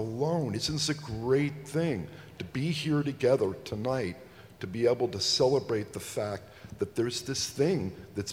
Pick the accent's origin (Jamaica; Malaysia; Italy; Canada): Italy; I grew up in Italy